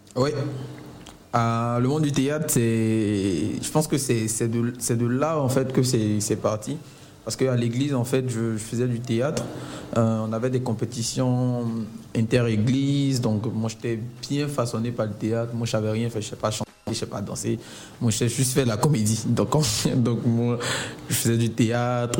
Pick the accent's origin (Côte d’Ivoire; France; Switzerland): Côte d’Ivoire; Abidjan; moi je suis né à Yopougon, j'ai grandi à Yopougon